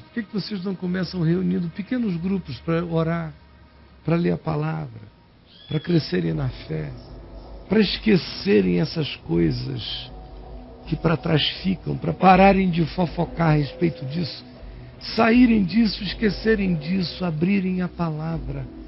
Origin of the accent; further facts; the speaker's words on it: Nazaré, Bahia, Brazil; moved away; Eu sou daí, meu querido. Eu nasci em Nazaré